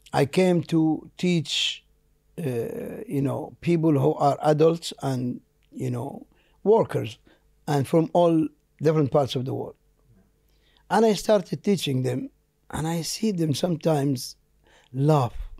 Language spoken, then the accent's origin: English; Jeddah, Makkah Province, Saudi Arabia; first language Arabic; English is a second language; I was born there in Jeddah in nineteen sixty-three, uh, in a simple area called Bab Sharif